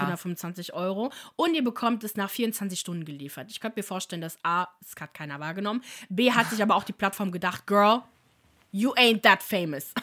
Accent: Italy; ich bin ja selber Italienerin

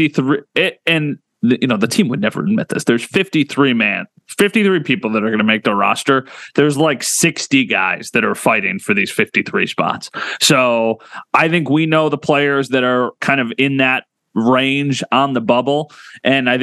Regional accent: Northtowns, New York, United States; I'm a North Towns guy. I grew up in the North

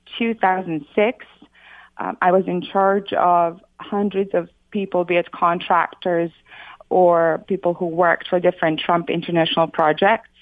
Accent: Sarajevo, Federation of Bosnia and Herzegovina, Bosnia & Herzegovina; also born or lived in New York / Florida; now in United States; I came from Sarajevo, Bosnia. I lived through the war over there

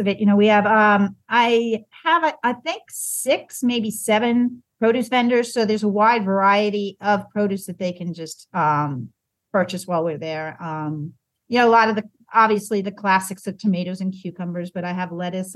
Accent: Long Island, New York, United States; also born or lived in Bucks County, Pennsylvania; now in Virginia, United States; growing up on Long Island

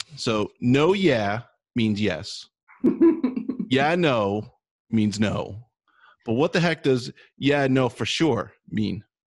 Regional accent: New Jersey, United States; I'm from New Jersey, uh, and I can barely speak English

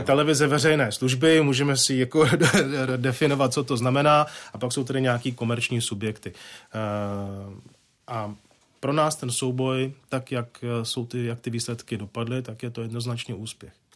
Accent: Czechia; jsem vlastenec, mám rád, jsem demokrat, jsem Čech

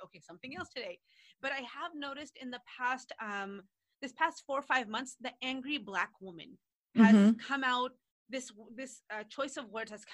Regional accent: New York, United States; moved away; when I was growing up in New York

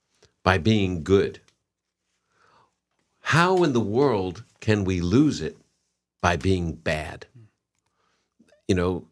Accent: New England, United States; I'm from New England.

